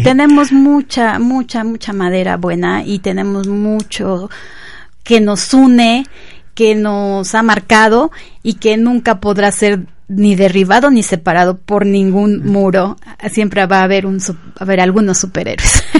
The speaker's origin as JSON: {"language": "Spanish", "country": "Mexico", "said": "como mexicanos"}